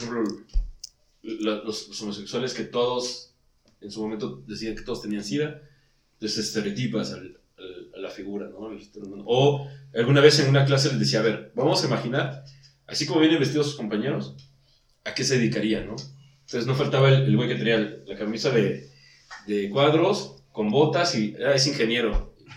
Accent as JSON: {"language": "Spanish", "country": "Mexico", "said": "nosotros, como mexicanos"}